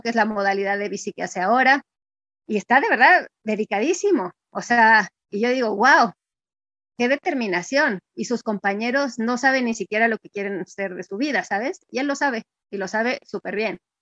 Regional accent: Mexico; also born or lived in Mexico City; Yo soy, bueno, mexicana

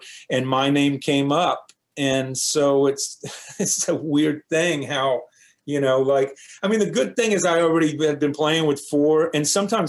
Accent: Austin, Texas, United States; as you know, being in Texas and growing up in the Austin area, as you guys have, and that sort of thing.

